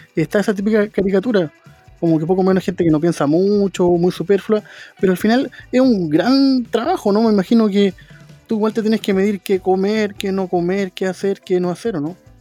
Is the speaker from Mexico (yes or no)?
no; Chile; nosotros los chilenos y chilenas